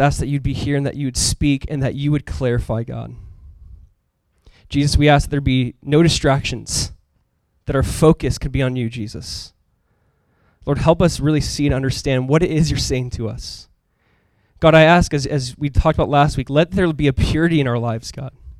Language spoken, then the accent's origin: English; Orange County, Southern California, United States; I'm from Southern California, Orange County, California.